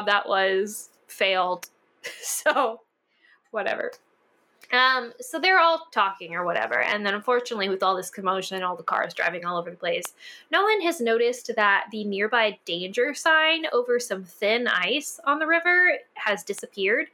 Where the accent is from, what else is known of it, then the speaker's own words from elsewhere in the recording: Texas, United States; growing up in Texas